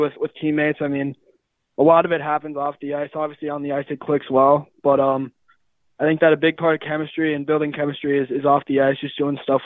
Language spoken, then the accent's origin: English; Mounds View, Minnesota, United States; I'm from Mountain View, Minnesota